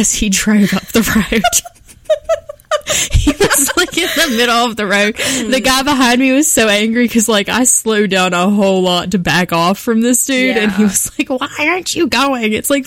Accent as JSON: {"language": "English", "region": "Southern West Virginia", "country": "United States", "said": "I'm from Southern West Virginia."}